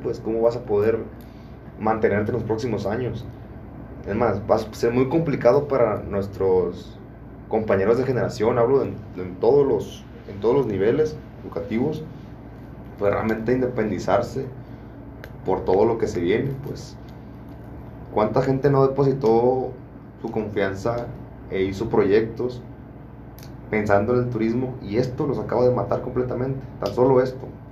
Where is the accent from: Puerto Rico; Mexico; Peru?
Mexico; Michoacán; Yo soy orgullosamente michoacano, soy del estado de Michoacán